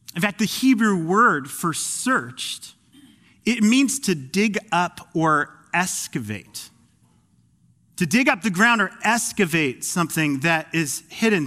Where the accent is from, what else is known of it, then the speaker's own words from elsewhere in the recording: Phoenix, Arizona, United States; moved away as an adult; now in Pacific Northwest, United States; I'm a transplant from Phoenix, Arizona, the Valley of the Sun